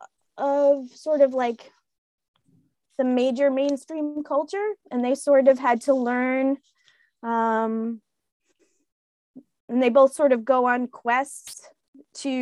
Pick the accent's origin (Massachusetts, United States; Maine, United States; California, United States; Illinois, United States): Maine, United States; Portland; moved away; also born or lived in New York City, United States / Westbrook, Maine; Where am I originally from? Here, Portland, Maine.